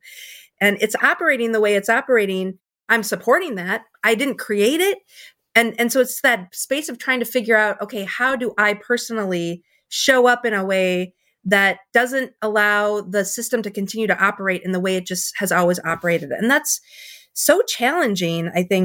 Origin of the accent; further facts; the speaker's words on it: Minnesota, United States; moved away as an adult; also born or lived in New York City / the South; I'm from Minnesota, grew up here, spent most of my career here